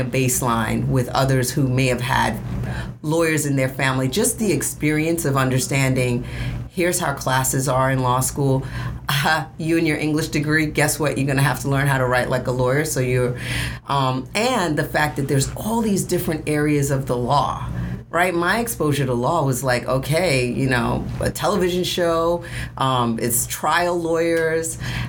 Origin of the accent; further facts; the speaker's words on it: New York City, New York, United States; I'm from Brooklyn.